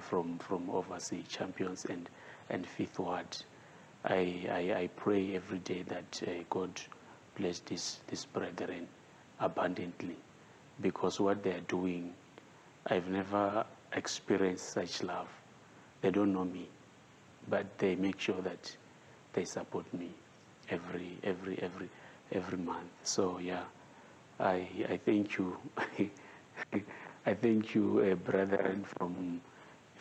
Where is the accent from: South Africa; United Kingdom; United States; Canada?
South Africa; Venda, Limpopo; English is a second language; I'm from Venda.